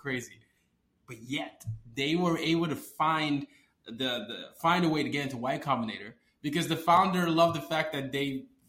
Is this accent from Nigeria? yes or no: yes; Nigeria; Yeah, I'm Nigerian.